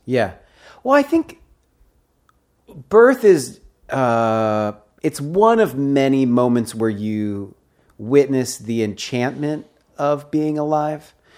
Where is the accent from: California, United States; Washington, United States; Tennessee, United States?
Washington, United States; Seattle; I grew up in Seattle